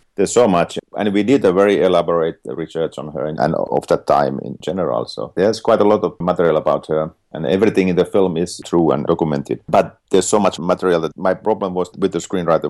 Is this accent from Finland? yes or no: yes; Finland; I'm from Finland